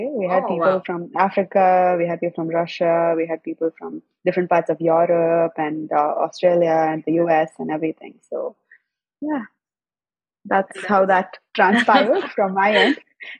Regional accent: Chennai, Tamil Nadu, India; also born or lived in Andaman / Delhi; So I was born in Chennai, but I grew up all around India, from Andaman to Delhi to everywhere. And I came back to Chennai sometime around when I was around 6 to 10, I guess.

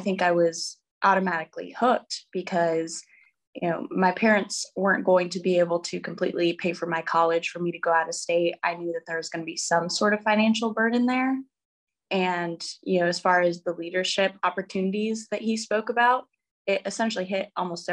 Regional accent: New Mexico, United States; moved away as an adult; get out of the state of New Mexico, because I had lived there my whole life

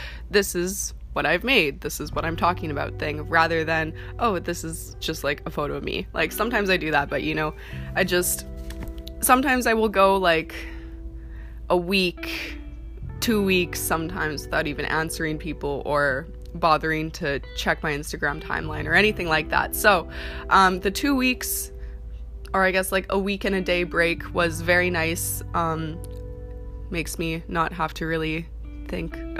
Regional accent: Canada; also born or lived in Vancouver; I'm from Canada

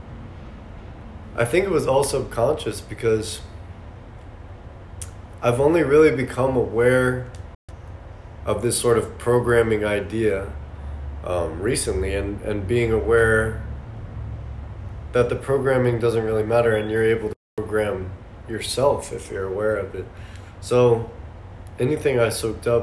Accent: Tucson, Arizona, United States; I've been out in Tucson

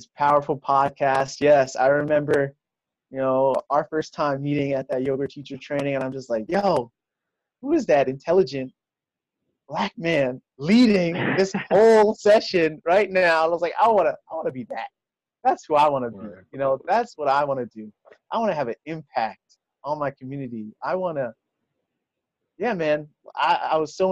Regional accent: New York City, New York, United States; also born or lived in Brooklyn, New York; I am born in Brooklyn, raised in Queens. You know, I'm a New Yorker at heart

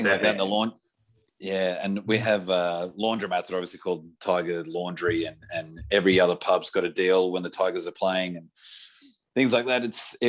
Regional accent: Sydney, New South Wales, Australia; Born and bred in Balmain.

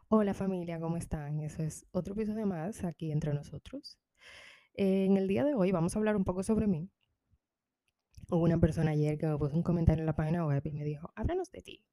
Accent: Dominican Republic; moved away; yo soy de República Dominicana, orgullosamente.

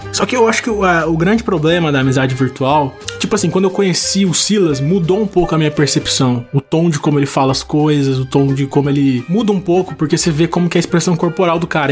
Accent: Taubaté, São Paulo, Brazil; eu sou de Taubaté, São Paulo

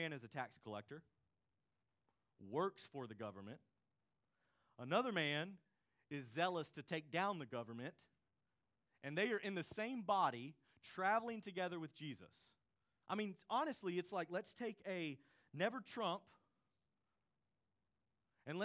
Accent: United States; we're American citizens

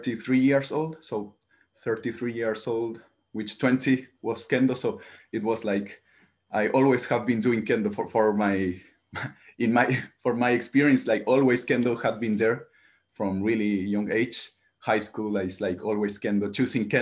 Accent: Santiago, Santiago Metropolitan Region, Chile; English is a second language; moved away as an adult; now in Japan; I'm from Santiago. It's like the biggest city, like the main city, the capital of Chile

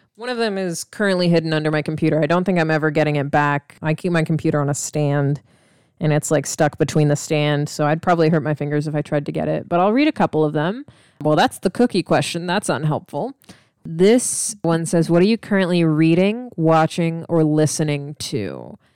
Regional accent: Missouri, United States; also born or lived in Illinois / Atlanta, Georgia; now in Texas, United States; I'm from Missouri, and I grew up in Illinois and Missouri

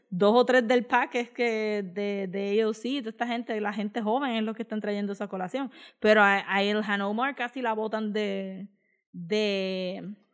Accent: Israel; born there; Si nací en Israel, ¿qué carajo tú crees que va a pensar?

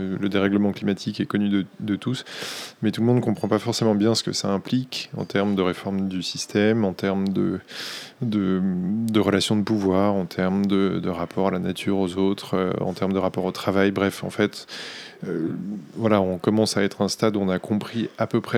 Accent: Boulogne-sur-Mer, Hauts-de-France, France; now in Paris, France; je viens de Boulogne-sur-Mer, dans le, Nord. Quand je suis arrivé à Paris, j'ai découvert qu'il y avait plusieurs Boulognes en France

